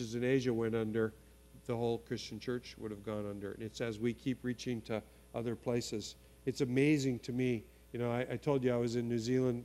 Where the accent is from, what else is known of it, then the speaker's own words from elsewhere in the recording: Portland, Oregon, United States; I grew up in the Portland, Oregon Foursquare Church.